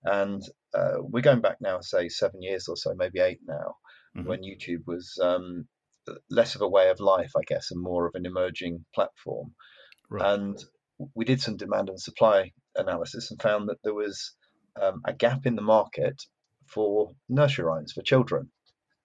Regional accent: Yorkshire and the Humber, United Kingdom; I'm from Yorkshire

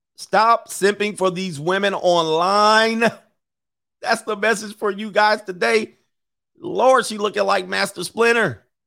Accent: Los Angeles, California, United States; I grew up in Los Angeles, like Los Angeles, Ventura County, Orange County.

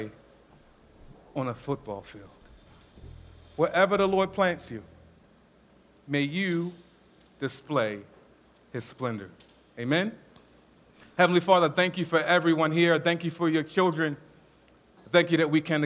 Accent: Baltimore, Maryland, United States; I grew up in South Baltimore

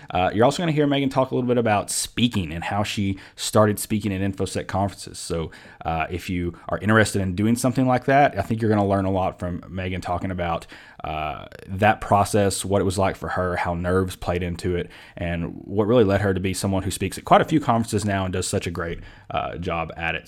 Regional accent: Kentucky, United States; now in Georgia, United States; I'm from Kentucky

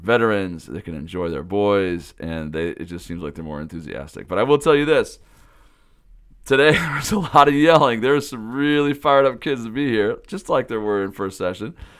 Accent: Pullman, Washington, United States; I grew up in Pullman, Washington, home of the Washington State Cougars

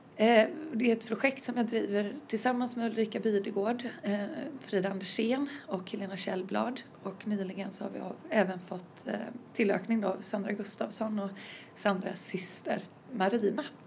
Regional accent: Varberg, Halland County, Sweden; från Halland, eh, Varberg närmare bestämt

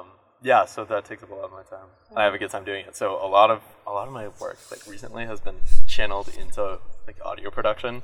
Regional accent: Lexington, Virginia, United States; originally from Lexington, Virginia, which is this tiny town

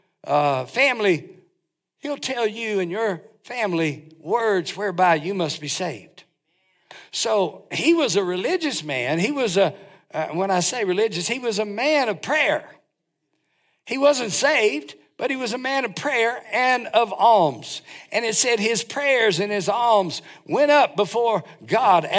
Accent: North Carolina, United States; I'm from North Carolina

